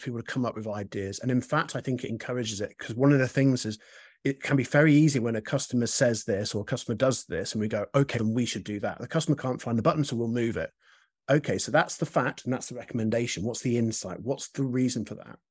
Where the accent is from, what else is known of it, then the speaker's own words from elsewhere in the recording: United Kingdom; as a British person